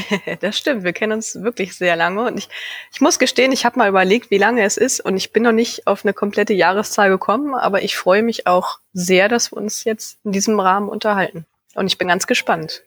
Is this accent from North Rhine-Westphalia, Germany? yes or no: no; Leer, Lower Saxony, Germany; also born or lived in Vechta; in meiner Heimatstadt Leer